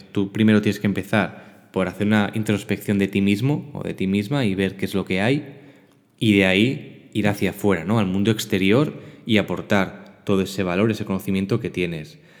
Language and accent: Spanish; Barcelona, Catalonia, Spain; born or raised there; also born or lived in L'Hospitalet de Llobregat